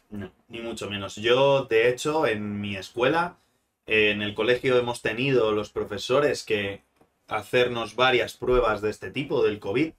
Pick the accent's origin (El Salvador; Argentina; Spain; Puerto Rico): Spain; como buenos españoles que somos